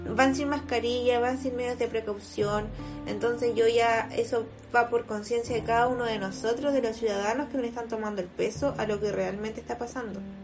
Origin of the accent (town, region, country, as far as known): Chile